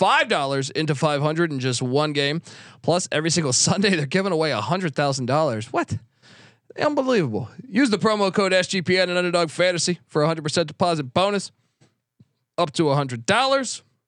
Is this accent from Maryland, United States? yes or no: yes; Maryland, United States; I grew up in Georgetown country / Maryland country